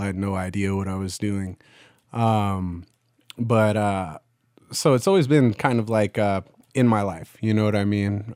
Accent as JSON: {"language": "English", "town": "Fallon", "region": "Nevada", "country": "United States", "tie": "born or raised there", "moved": "yes", "said": "my hometown's called Fallon, Nevada"}